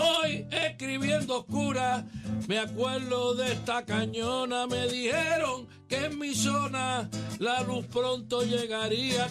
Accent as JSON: {"language": "Spanish", "town": "Vega Alta", "country": "Puerto Rico", "said": "yo soy de Bajura, en, Se llama Bajura, pero no está tan abajo."}